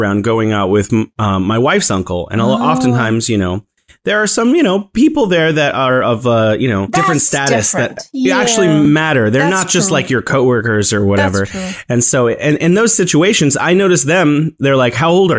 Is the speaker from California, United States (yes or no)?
yes; California, United States; moved away as an adult; now in Wuhan, China; I am in beautiful Wuhan, China. I am originally from California in the U.S.